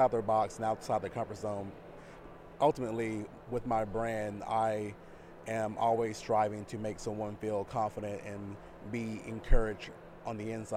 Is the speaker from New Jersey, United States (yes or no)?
no; Dallas, Texas, United States; I'm from Dallas, Texas